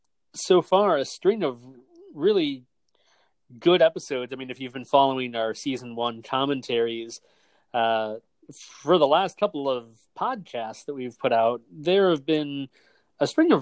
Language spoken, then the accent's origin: English; United States; growing up in America